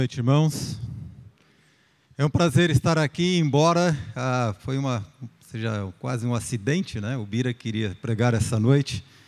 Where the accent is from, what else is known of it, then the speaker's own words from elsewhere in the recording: Marília, São Paulo, Brazil; also born or lived in Campinas; Eu nasci em Marília